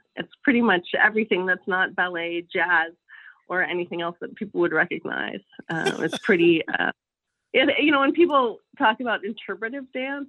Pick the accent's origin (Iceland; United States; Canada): United States; Palo Alto, California; I grew up in Palo Alto. My parents both went to Stanford and settled there.